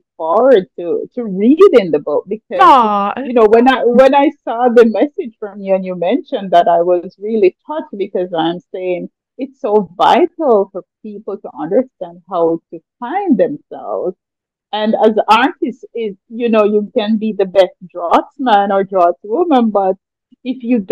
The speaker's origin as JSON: {"language": "English", "country": "Jamaica", "tie": "born or raised there", "said": "I grew up in the mountains. I was always surrounded by, nature. My parents were farmers, so we lived a very simple life, but it was a more natural. And I mean, historically, as a Jamaican artist"}